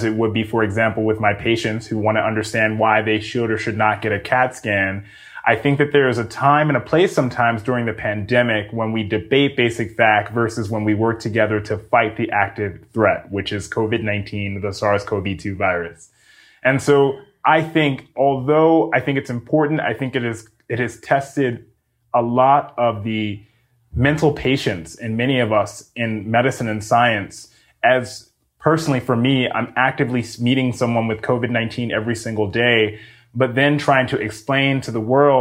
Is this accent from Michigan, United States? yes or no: no; Mount Vernon, New York, United States; moved away as an adult; now in California, United States; I grew up in New York City. That is my hometown